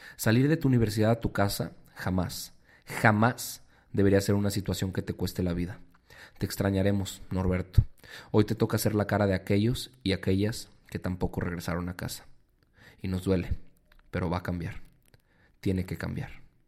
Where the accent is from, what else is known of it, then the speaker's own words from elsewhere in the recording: Mexico; como mexicanos